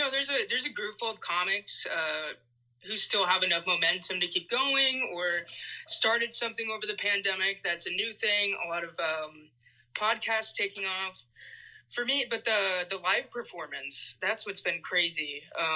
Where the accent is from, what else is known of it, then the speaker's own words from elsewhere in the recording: Nebraska, United States; moved away as an adult; now in New York, United States; I grew up in Nebraska, and my dad's a mechanic